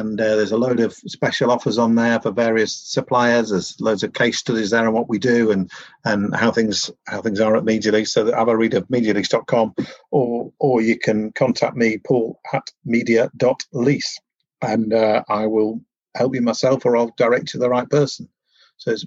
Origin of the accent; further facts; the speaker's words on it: Yorkshire and the Humber, United Kingdom; I'm from Yorkshire